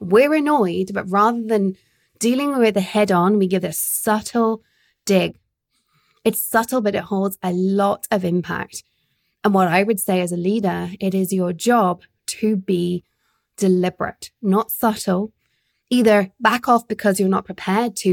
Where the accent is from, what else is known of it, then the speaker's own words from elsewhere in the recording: United Kingdom; as a Brit married to a very sarcastic man